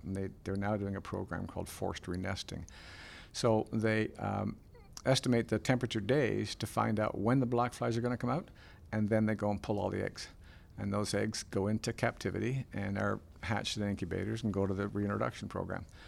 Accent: Port Perry, Ontario, Canada; Port Perry, my hometown

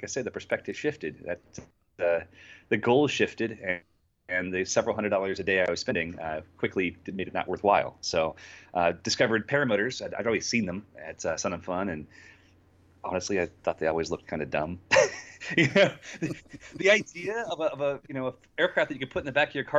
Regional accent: Florida, United States; I grew up here in Florida

